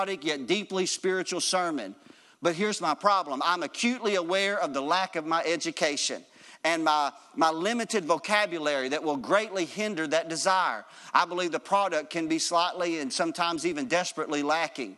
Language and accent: English; United States; being an American citizen